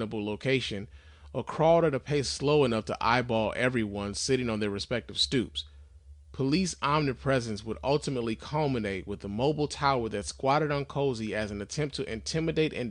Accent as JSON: {"language": "English", "town": "New York City", "region": "New York", "country": "United States", "tie": "born or raised there", "said": "I was born and raised in Soundview, a neighborhood located towards the southern end of the Bronx"}